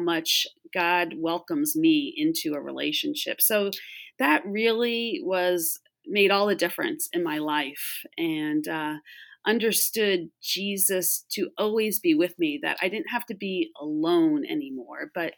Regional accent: Long Island, New York metro area, United States; now in Florida, United States; I grew up in the New York metro area out on Long Island.

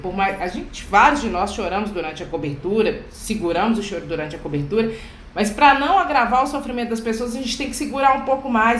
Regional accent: Belo Horizonte, Minas Gerais, Brazil; Eu sou aqui da periferia de Belo Horizonte

